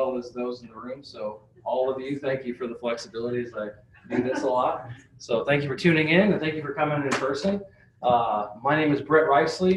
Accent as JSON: {"language": "English", "region": "Nebraska", "country": "United States", "tie": "born or raised there", "also_born_or_lived": "Salt Lake City, Utah", "moved": "yes", "lives_now": "Iowa, United States", "said": "I grew up in Nebraska."}